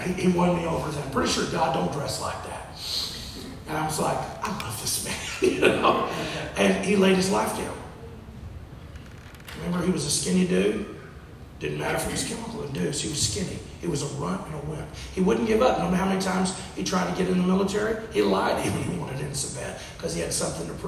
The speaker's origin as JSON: {"language": "English", "region": "Texas", "country": "United States", "said": "I'm from Texas"}